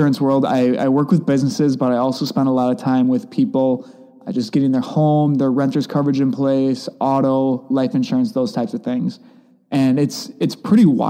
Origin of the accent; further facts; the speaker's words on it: Whitelaw, Wisconsin, United States; also born or lived in La Crosse; I grew up outside of Manitowoc in a really small town called Whitelaw.